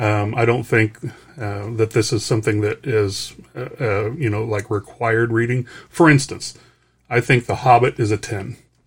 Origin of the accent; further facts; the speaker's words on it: Denver, Colorado, United States; Oh, I was from Denver. I haven't had my license changed yet.